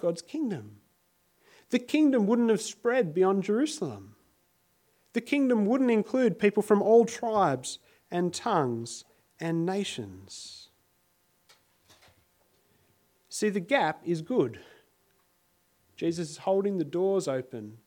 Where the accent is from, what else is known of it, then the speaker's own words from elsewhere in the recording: Sydney, New South Wales, Australia; now in Adelaide, Australia; I grew up in Sydney, many of you will know, and I used to catch a train every day to get to high school